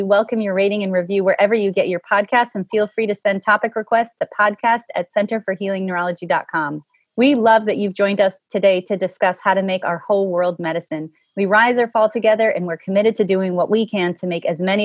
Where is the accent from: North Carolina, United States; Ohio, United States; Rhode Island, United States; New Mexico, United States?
Ohio, United States; Cleveland; My memories of growing up in Cleveland, you know, I was a very urban kid